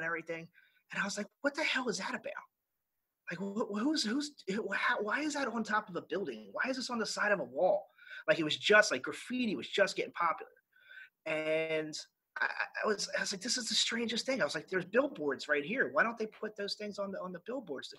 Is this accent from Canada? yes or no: no; Philadelphia, Pennsylvania, United States; moved away as an adult; also born or lived in Japan / Cuba / Bahrain; I grew up in Northeast Philadelphia